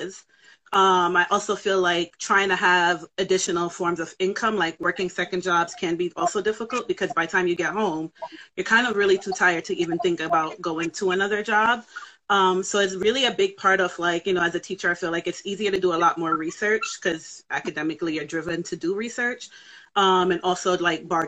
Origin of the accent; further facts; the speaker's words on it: New York City, New York, United States; born and raised Bronx